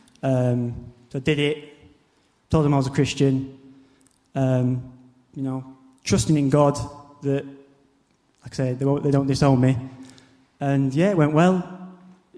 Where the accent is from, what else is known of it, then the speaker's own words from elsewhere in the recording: Barnsley, Yorkshire and the Humber, United Kingdom; moved away as an adult; now in Basingstoke, United Kingdom; is my hometown in Barnsley